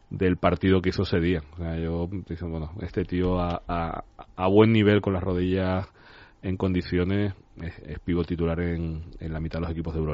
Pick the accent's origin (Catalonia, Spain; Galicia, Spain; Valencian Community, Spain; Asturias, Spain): Catalonia, Spain; Barcelona; now in Tenerife, Spain; si fuera americano me habrían hecho una película pero no soy americano, soy de Barcelona, vivo en Tenerife hace